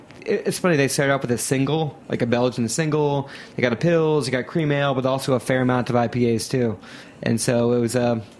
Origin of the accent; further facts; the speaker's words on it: Ohio, United States; I grew up in Ohio, and Sculpin's at every single bodega.